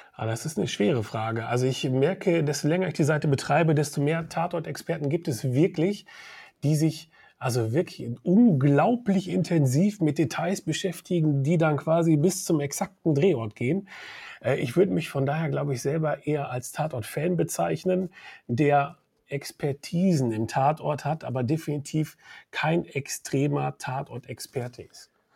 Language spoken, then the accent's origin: German; Münster, North Rhine-Westphalia, Germany; Ich komme aus Münster